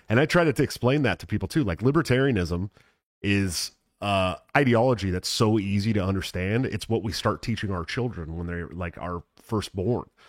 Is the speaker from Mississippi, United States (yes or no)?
no; Oakland, California, United States; I'm from Oakland, obviously. I grew up, I grew up in the very urban area